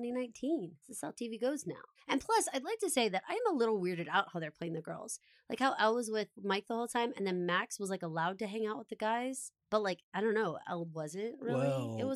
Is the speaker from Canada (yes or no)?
no; Australia; But I'm an Aussie girl. Always have been.